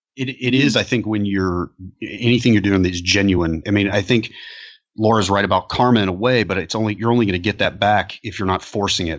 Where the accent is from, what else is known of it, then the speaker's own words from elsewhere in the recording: Atlanta, Georgia, United States; here in my hometown of Atlanta